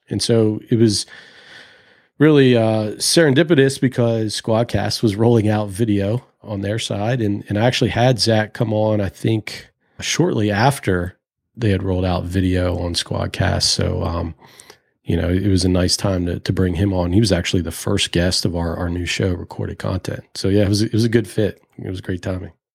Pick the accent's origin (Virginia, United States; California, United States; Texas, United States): Virginia, United States; Richmond; Growing up in Richmond